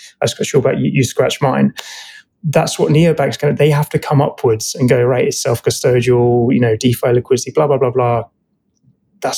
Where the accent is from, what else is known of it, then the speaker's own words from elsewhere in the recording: United Kingdom; being British, we have Uber here